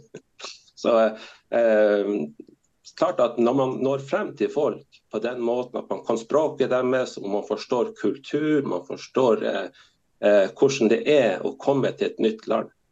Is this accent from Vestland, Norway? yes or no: no; Kirkenes, Finnmark, Norway; now in Vadsø, Norway; jeg er fra Kirkenes